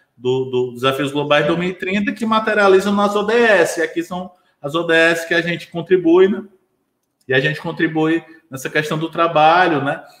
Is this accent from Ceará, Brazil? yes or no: yes; Ceará, Brazil; also born or lived in Fortaleza; now in Eusébio, Brazil; eu sou cearense